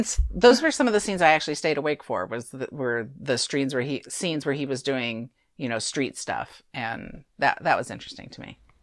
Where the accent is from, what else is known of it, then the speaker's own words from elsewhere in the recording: California, United States; We're from California